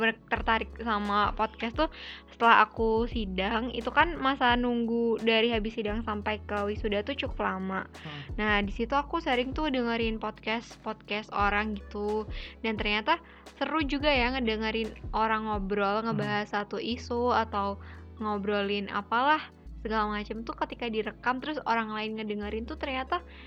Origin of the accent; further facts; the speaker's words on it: Yogyakarta, Special Region of Yogyakarta, Indonesia; Asalnya dari Jogja.